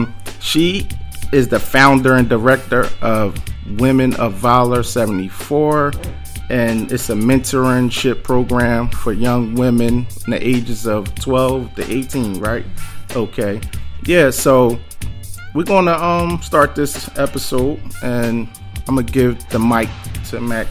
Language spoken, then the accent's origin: English; Philadelphia, Pennsylvania, United States; I represent West Philly